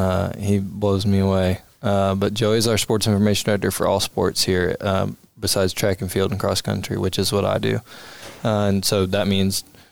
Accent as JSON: {"language": "English", "town": "Birmingham", "region": "Alabama", "country": "United States", "tie": "born or raised there", "said": "So I'm originally from the Birmingham area. I grew up in Birmingham, a little ways down 280 toward Chelsea area, and went to Spain Park High School."}